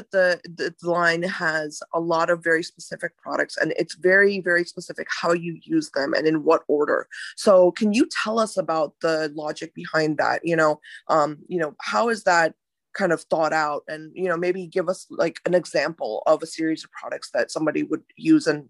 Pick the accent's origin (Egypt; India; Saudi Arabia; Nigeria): India; I'm from India as well.